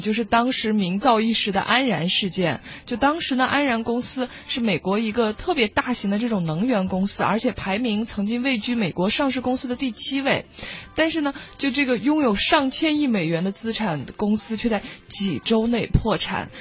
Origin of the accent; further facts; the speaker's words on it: China; 我们中国人